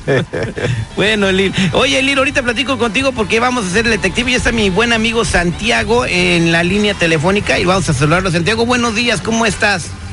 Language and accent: Spanish; Pittsburg, California, United States; donde yo nací se llama Pittsburgh, California.